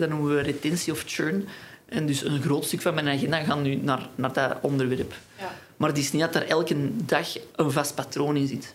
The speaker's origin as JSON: {"language": "Dutch", "town": "Antwerp", "region": "Flanders", "country": "Belgium", "said": "ik kom uit Antwerpen"}